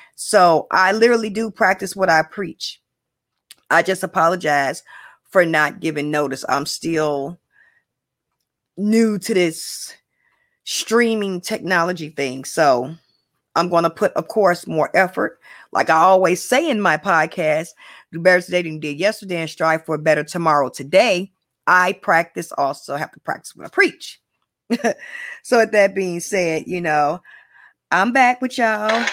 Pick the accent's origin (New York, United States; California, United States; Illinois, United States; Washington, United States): Illinois, United States; Chicago; born, bred, and raised in Chicago, you know, West Side